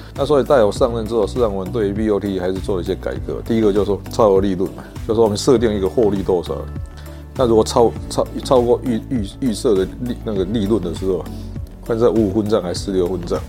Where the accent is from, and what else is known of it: Taiwan